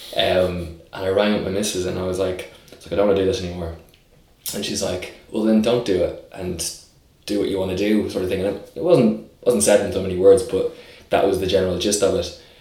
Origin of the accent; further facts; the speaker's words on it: Dublin, Leinster, Ireland; I grew up initially in Raheny on the north side, and then we moved to Clontarf, and then we moved to Drumcondra, which is where I'm now living